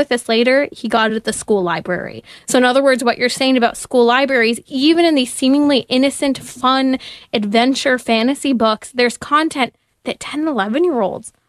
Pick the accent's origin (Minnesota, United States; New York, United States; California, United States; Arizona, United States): California, United States; my home state of California.